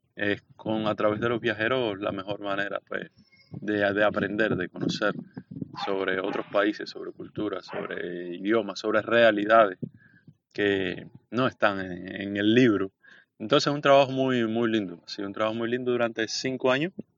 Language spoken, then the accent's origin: Spanish; Bayamo, Granma, Cuba; moved away as an adult; also born or lived in Santiago de Cuba; now in Havana, Cuba; soy del este de Cuba, de Bayamo, la capital de la provincia de Granma. crecí, estudié en Santiago de Cuba